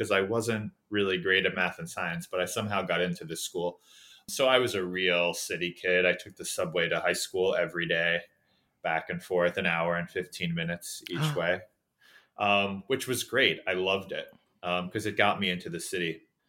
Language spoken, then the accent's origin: English; New York City, New York, United States; now in Los Angeles, United States; I'm a native New Yorker. I grew up in Queens, New York, one of the outer boroughs for those not familiar. But I went to high school in Manhattan.